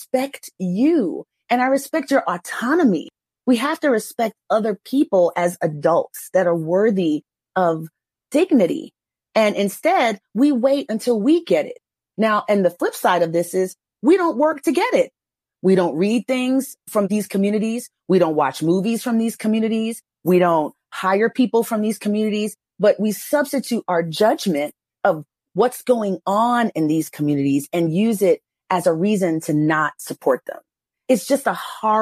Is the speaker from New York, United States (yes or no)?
yes; New York, United States; moved away; also born or lived in Texas; I grew up in New York